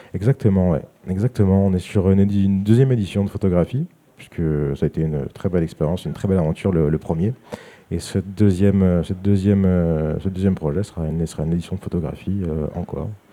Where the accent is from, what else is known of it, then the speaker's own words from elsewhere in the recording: Saint-Étienne, Auvergne-Rhône-Alpes, France; je suis, né en France, j'ai grandi à Saint-Étienne